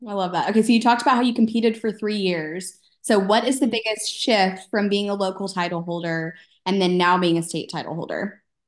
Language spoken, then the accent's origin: English; Texas, United States; I'm from Texas, and they did those whenever I was in elementary school